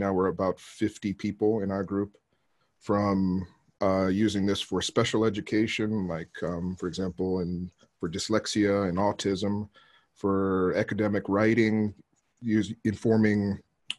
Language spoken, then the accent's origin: English; Arizona, United States; moved away as an adult; now in Japan; I'm originally from the States. I grew up in Arizona and been in Japan for about 15 years